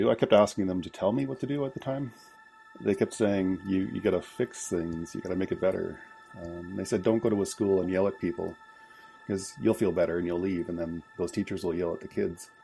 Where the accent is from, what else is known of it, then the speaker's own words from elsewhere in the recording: British Columbia, Canada; In English, uh … I'm from Squamish Nation.